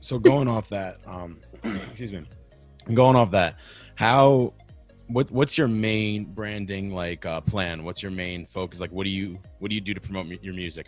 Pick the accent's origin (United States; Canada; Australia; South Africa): United States; New York; also born or lived in Boston; now in Spokane, United States; I'm from New York, lived in Boston, now I'm in Spokane